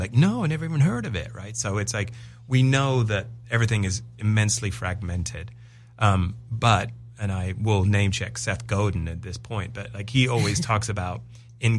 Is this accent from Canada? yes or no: no; England, United Kingdom; moved away; I am English